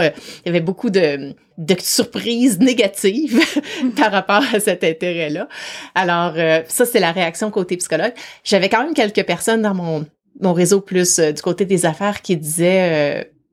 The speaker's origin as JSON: {"language": "French", "town": "Quebec City", "region": "Quebec", "country": "Canada", "moved": "as an adult", "lives_now": "Vancouver, Canada", "said": "je viens de Québec, de la ville de Québec en, particulier, même si maintenant j'habite euh, sur la côte ouest à Vancouver"}